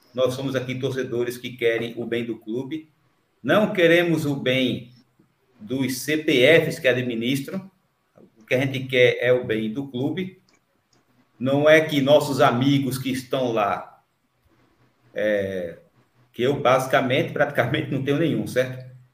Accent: São Lourenço da Mata, Pernambuco, Brazil; Sou do São Lourenço da Mata, Paudalha é aqui, é, aqui próximo

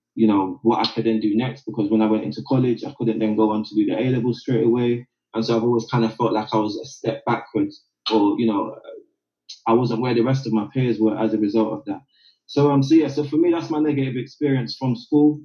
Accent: London, United Kingdom; they made the decision to move me from South London, and I moved to East London

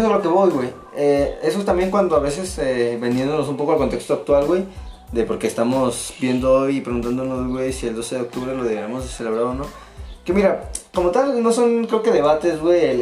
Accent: Mexico; Como mexicanos

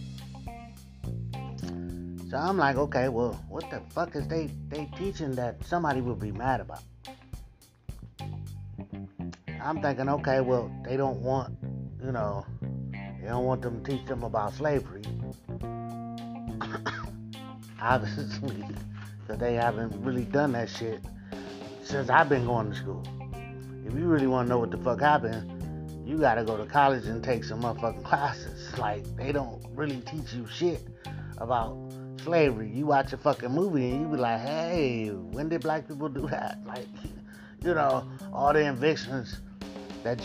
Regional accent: United States; growing up in America

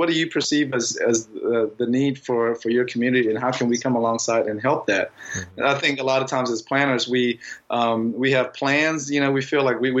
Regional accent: Laos; moved away; I'm from Laos

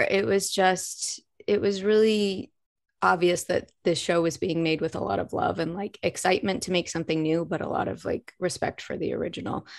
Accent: Arkansas, United States; moved away as an adult; now in Los Angeles, United States; I'm from Arkansas originally

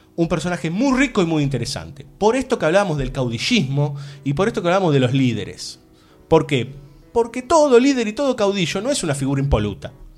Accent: Buenos Aires, Argentina; yo nací en Buenos Aires

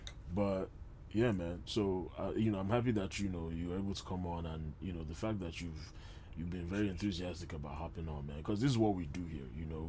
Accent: Nigeria; as especially as a Nigerian man

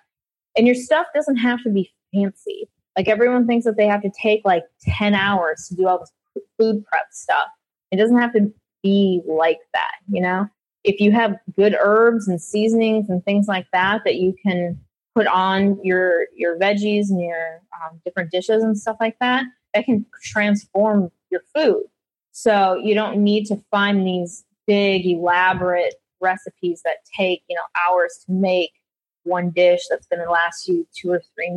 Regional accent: Minnesota, United States; I'm from Minnesota

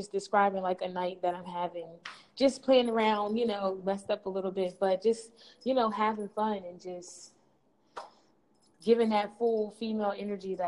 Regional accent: Wilmington, Delaware, United States; I'm from Wilmington, Delaware

